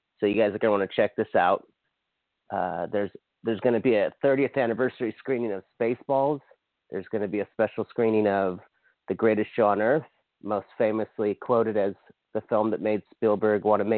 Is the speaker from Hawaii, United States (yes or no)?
yes; Hawaii, United States; now in Southern California, United States; I'm from Hawaii. I live in sunny Southern California